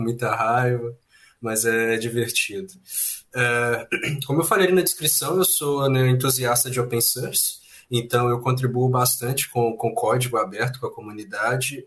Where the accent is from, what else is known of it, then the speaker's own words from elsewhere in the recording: Belo Horizonte, Minas Gerais, Brazil; also born or lived in Leopoldina; Eu sou de Belo Horizonte, Minas Gerais